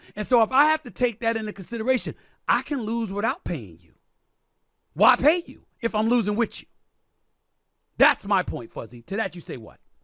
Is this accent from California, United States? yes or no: no; New York, United States; New York Yankees, which is my hometown team